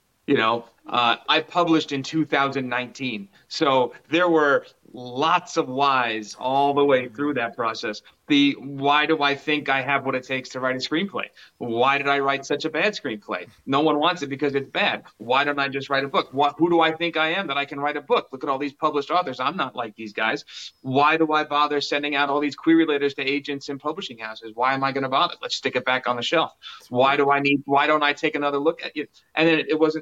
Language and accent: English; Brick, New Jersey, United States; they filmed part of Chasing Amy in my hometown of Brick, New Jersey. I grew up in Brick